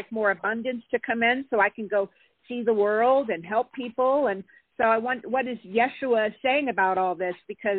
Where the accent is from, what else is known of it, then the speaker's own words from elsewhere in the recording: California, United States; I'm from California.